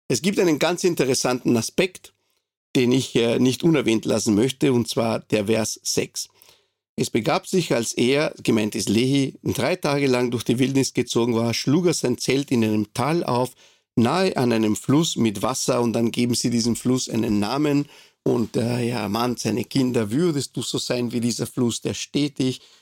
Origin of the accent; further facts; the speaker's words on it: Montevideo, Uruguay; now in Austria; ich bin jetzt in Österreich, ich bin nicht hier geboren. Ich bin geboren in Montevideo, der Hauptstadt der Republik Uruguay und äh, habe dort meine Kindheit verbracht.